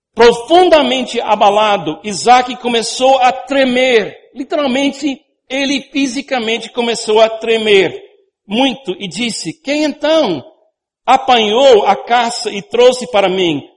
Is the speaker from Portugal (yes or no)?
no; United States; Portuguese is a second language; moved away as an adult; now in Brazil; eu fui criado numa cultura nos Estados Unidos onde toque não é muito popular